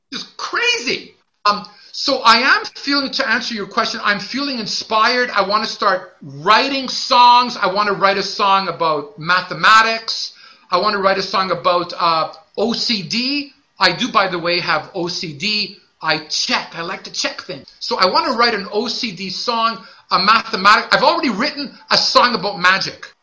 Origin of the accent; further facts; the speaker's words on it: Montreal, Quebec, Canada; I'm also from Montreal.